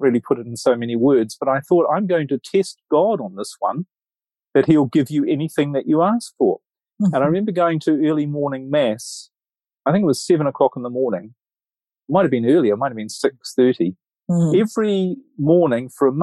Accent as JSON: {"language": "English", "region": "Auckland", "country": "New Zealand", "tie": "born or raised there", "moved": "yes", "said": "I'm originally from New Zealand, from Auckland, New Zealand. So I was brought up there"}